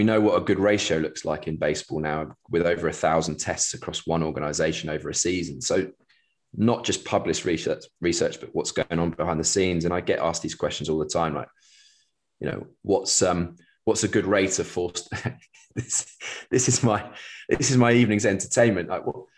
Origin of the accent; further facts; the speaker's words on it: England, United Kingdom; as an Englishman working in the US with baseball teams